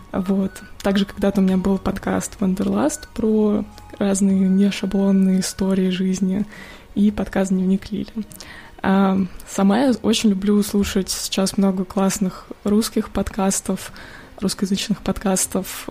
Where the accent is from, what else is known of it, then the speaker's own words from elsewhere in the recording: Moscow Oblast, Russia; now in United States; родом я из Подмосковья